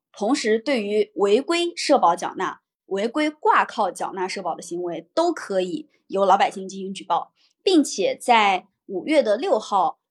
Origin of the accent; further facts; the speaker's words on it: Henan, China; now in Shanghai, China; 我的老家在河南，我现在的工作所在地在上海